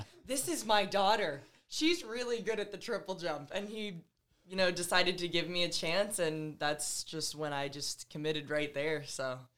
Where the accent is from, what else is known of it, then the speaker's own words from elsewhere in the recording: Georgia, United States; moved away as an adult; also born or lived in State College, Pennsylvania; growing up in Georgia